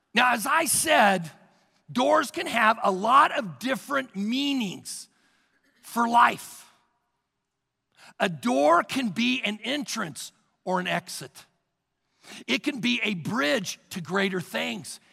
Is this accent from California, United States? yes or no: no; Missouri, United States; moved away; In Missouri, I come from Missouri, they, there's basements everywhere